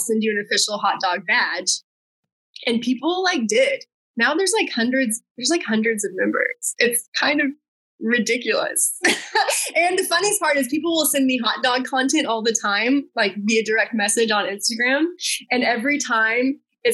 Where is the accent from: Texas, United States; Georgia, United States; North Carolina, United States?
Texas, United States; moved away as an adult; also born or lived in Wichita, Kansas / New York City; now in Los Angeles, United States; I grew up in Texas, and that's like queso is like ubiquitous there